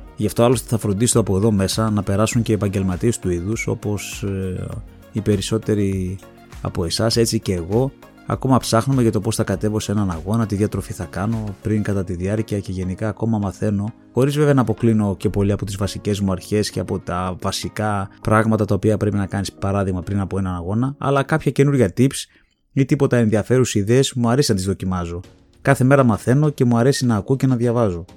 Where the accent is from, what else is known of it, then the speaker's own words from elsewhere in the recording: Thessaloniki, Central Macedonia, Greece; γεννήθηκα στη Θεσσαλονίκη στι 3 Ιουνίου